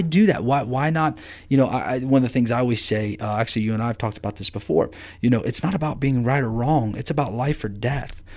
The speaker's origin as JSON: {"language": "English", "town": "Amanda", "region": "Ohio", "country": "United States", "tie": "born or raised there", "said": "I grew up in Amanda, Ohio"}